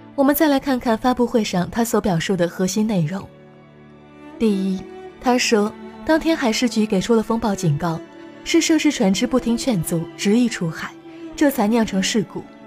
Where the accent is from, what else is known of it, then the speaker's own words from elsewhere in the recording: China; 作为中国人